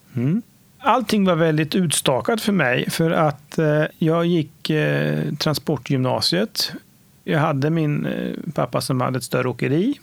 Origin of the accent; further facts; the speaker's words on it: Nora, Örebro County, Sweden; Jag är född och uppvuxen i Nora, en liten ort eh, 3,5 mil norr om Örebro